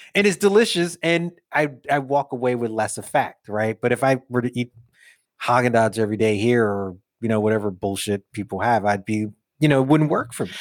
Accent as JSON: {"language": "English", "town": "New York City", "region": "New York", "country": "United States", "tie": "born or raised there", "said": "young dude growing up in Brooklyn"}